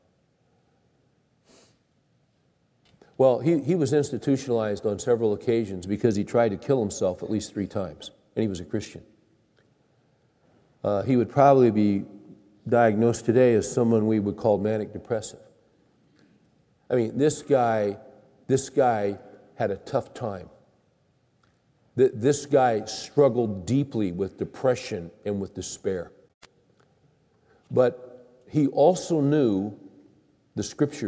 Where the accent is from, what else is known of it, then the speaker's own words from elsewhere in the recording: Bakersfield, California, United States; I grew up in Bakersfield, California, which is the crown jewel city of California.